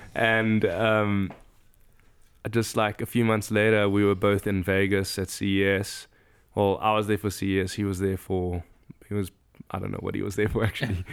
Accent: Johannesburg, Gauteng, South Africa; first language English; moved away as an adult; also born or lived in Benoni / Bedfordview; now in Chicago, United States; I grew up in a city called Johannesburg, born in a town called Benoni

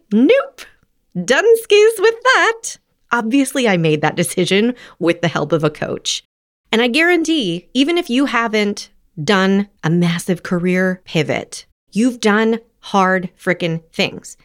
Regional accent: Los Angeles, California, United States; also born or lived in New Haven / New York; I'm from Los Angeles

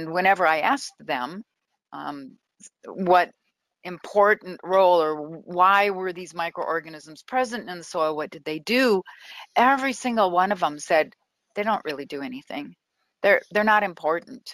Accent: Minnesota, United States; moved away as an adult; I grew up in Minnesota

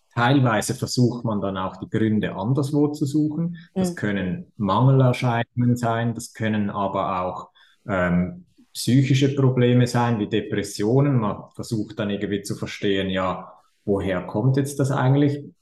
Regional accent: Switzerland; accent: Swiss; wie ihr hört, komme ich aus der Schweiz.

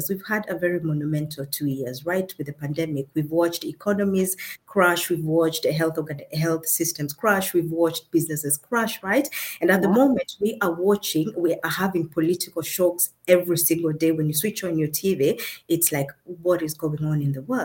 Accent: Kenya; now in Germany; I come from originally from Kenya, that is in Africa. But I live in Germany and I work in Germany as well

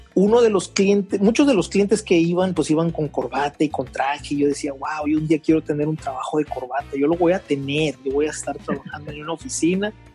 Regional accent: Veracruz, Mexico; also born or lived in Mexico City; nací en Veracruz, soy mexicano.

